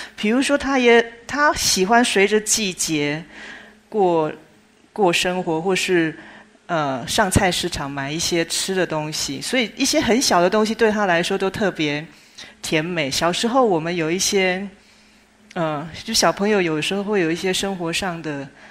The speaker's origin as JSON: {"language": "Chinese", "region": "Chiayi", "country": "Taiwan", "tie": "born or raised there", "said": "我自己是出生在一九六零年代，相对那是一个物质比较匮乏的年代哦。我出生的地点是台湾嘉义"}